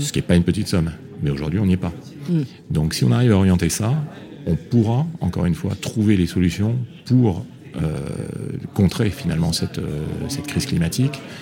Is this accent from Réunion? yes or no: yes; Réunion; je suis né à La Réunion